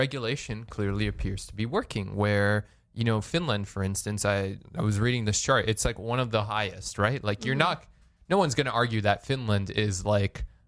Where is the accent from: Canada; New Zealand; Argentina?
Canada; a Canadian consumer